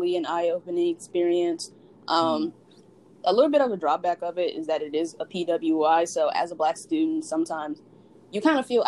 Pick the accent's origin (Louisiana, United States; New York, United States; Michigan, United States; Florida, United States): Louisiana, United States; I just remember taking Louisiana history as a required course in, like, middle school